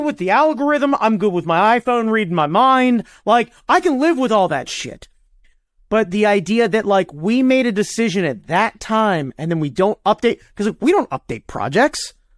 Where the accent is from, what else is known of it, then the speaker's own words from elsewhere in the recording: United States; I'm an American